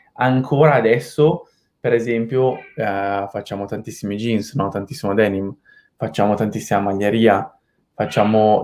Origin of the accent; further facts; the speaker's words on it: Milan, Lombardy, Italy; moved away as an adult; also born or lived in London; Io sono di Milano, sono nato nell'87, uh, ehm, quindi ho 34 anni quest'anno, a novembre, e ho fatto prima il liceo classico uh, a Milano